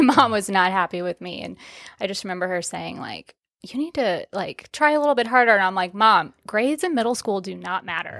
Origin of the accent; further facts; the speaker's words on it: Omaha, Nebraska, United States; moved away as an adult; also born or lived in Texas; born and raised in Omaha, Nebraska